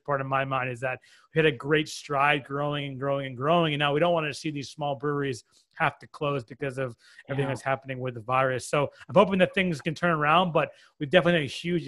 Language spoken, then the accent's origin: English; Framingham, Massachusetts, United States; moved away as an adult; also born or lived in New York; now in Connecticut, United States; I'm originally from Massachusetts. I lived in Framingham. I grew up in Framingham, which is about 35 minutes west of Boston.